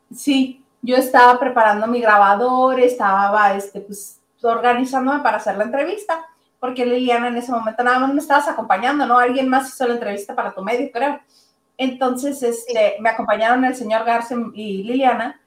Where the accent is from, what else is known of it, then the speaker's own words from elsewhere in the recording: Mexico; Nosotros como mexicanos